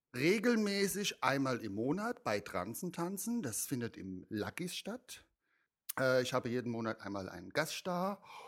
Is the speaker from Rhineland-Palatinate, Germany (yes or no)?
yes; Mainz, Rhineland-Palatinate, Germany; also ich komme ja aus Mainz, ich komme ja schon aus der Fasnachtszene sozusagen